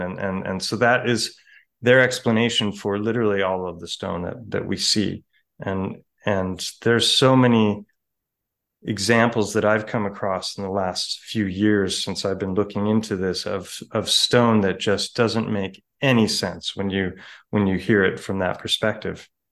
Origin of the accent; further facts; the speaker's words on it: Ojai, California, United States; Ojai, my hometown, which is close to Santa Barbara